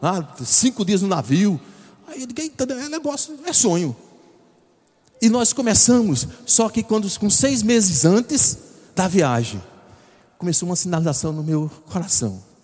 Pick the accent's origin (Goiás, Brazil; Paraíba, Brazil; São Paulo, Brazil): Paraíba, Brazil; João Pessoa; eu nunca saí de João Pessoa